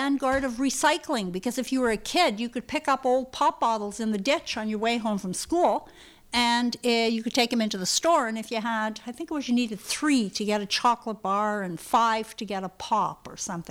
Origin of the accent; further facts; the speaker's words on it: Brudenell, Ontario, Canada; we were growing up in Brudenell